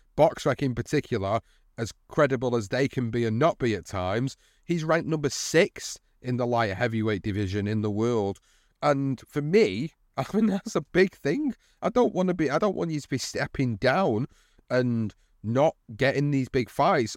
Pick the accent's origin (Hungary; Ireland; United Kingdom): United Kingdom; As a British fight fan